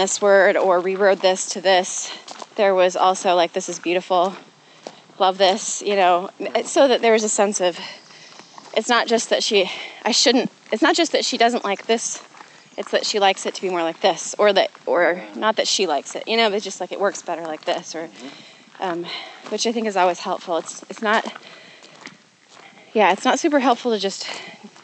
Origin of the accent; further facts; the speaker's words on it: the Northwest, Pacific Northwest, United States; I grew up in the Northwest